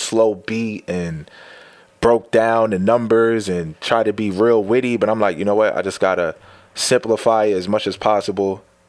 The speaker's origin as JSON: {"language": "English", "town": "Blackwood", "region": "New Jersey", "country": "United States", "also_born_or_lived": "Bloomfield, New Jersey", "said": "I said, I'm from Blackwood. They're like, where's that at? I'm like, South Jersey."}